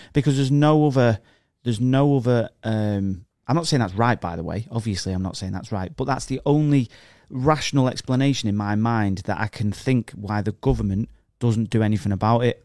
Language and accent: English; England, United Kingdom; I'm an, I'm a English person